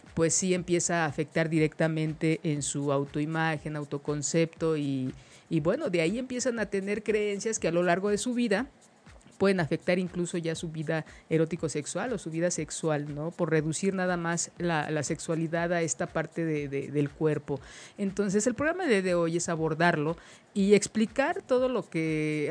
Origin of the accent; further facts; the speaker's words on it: Mexico; como mexicanos